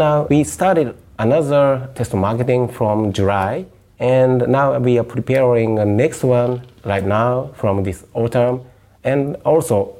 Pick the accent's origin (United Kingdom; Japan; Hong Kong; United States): Japan; born or raised there